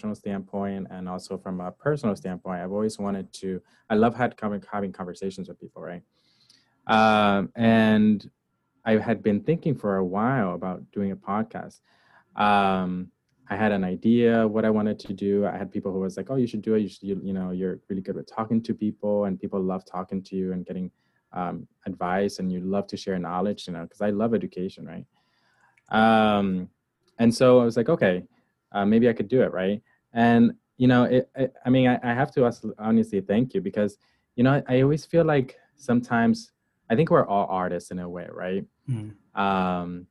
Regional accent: Hartford, Connecticut, United States; also born or lived in Barranquitas, Puerto Rico / New Britain, Connecticut; I grew up in between Hartford, Connecticut and New Britain, Connecticut.

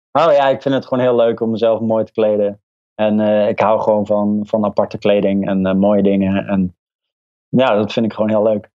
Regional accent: North Brabant, Netherlands; Ik ben opgegroeid in Brabant in een dorpje.

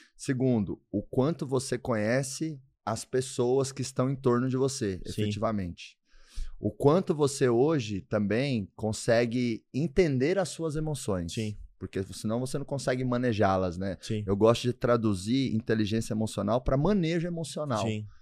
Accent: Doverlândia, Goiás, Brazil; moved away; Deus me abençoou demais de nascer em Doverlândia

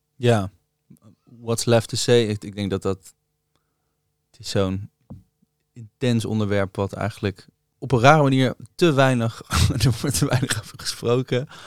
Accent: Rijswijk, South Holland, Netherlands; bij mij in Rijswijk hadden we het Rode Huis om de hoek

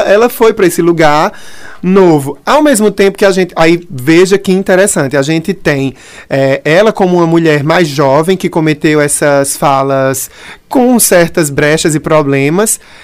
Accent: Brazil; also born or lived in Pernambuco; a gente se entende como brasileiro

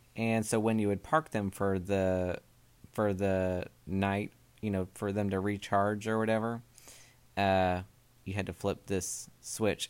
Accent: Oregon, United States; now in Southern US; where I grew up in Oregon

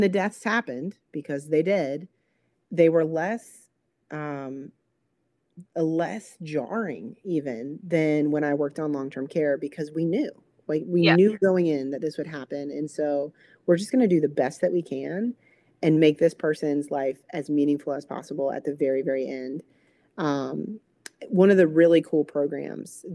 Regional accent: East Coast, United States; moved away as an adult; also born or lived in Minnesota; I'm from the East Coast and where it never gets below, you know, 20 rarely

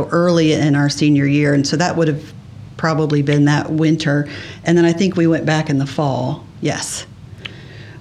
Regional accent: Beaver Creek, United States; I grew up here in Beaver Creek with my mom and stepdad

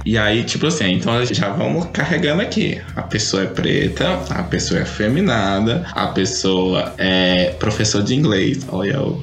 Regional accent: interior of Tocantins, Brazil; eu sou do interior do Tocantins

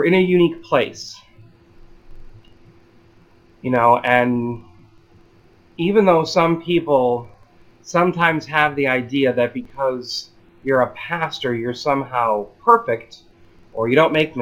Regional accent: Illinois, United States; I'm from Illinois

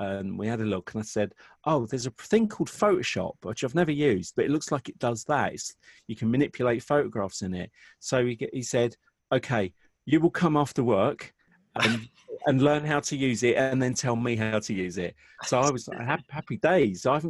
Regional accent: Watford, East of England, United Kingdom; also born or lived in Southall, London; we moved out and we moved to Watford when I was 10

